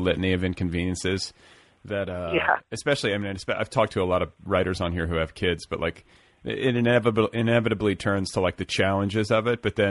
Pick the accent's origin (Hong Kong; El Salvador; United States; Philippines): United States; Midwest; I'm from the Midwest